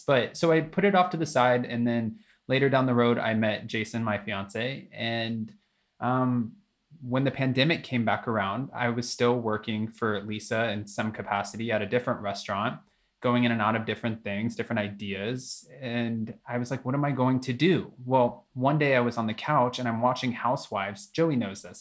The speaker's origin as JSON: {"language": "English", "region": "Florida", "country": "United States", "tie": "born or raised there", "moved": "yes", "lives_now": "California, United States", "said": "born and raised in Florida"}